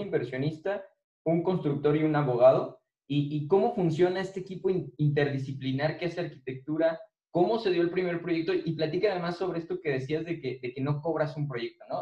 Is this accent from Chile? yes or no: no; Irapuato, Guanajuato, Mexico; soy, soy de Irapuato